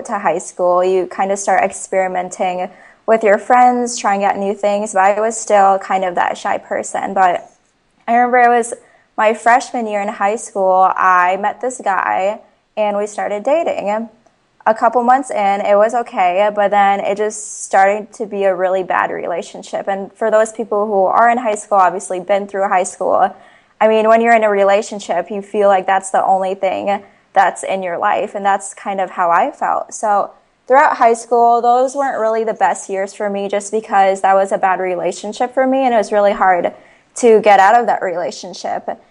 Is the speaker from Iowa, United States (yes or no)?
yes; Ames, Iowa, United States; I was born and raised in Ames, Iowa.